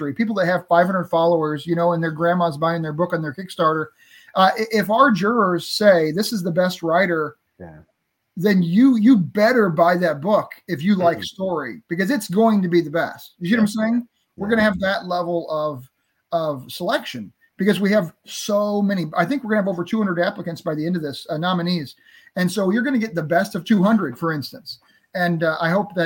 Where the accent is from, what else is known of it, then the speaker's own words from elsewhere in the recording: St. Louis, Missouri, United States; I'm from St. Louis area here